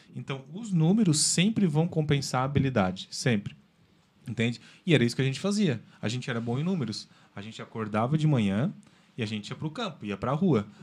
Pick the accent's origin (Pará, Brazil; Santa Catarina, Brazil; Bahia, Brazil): Santa Catarina, Brazil; Nova Veneza; eu sou natural de Nova Veneza, lá da terra da polenta